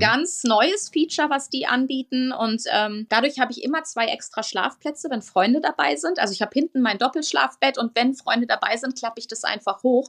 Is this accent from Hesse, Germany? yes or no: no; Münsterland, North Rhine-Westphalia, Germany; eine ganz, ganz alte Traditionsfirma aus meiner Heimat, dem Münsterland